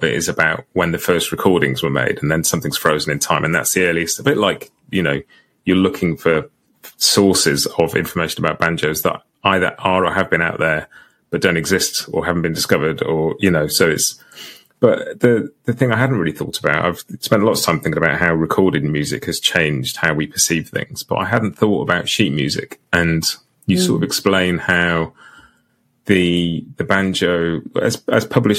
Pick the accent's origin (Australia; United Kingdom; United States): United Kingdom; England; I grew up in England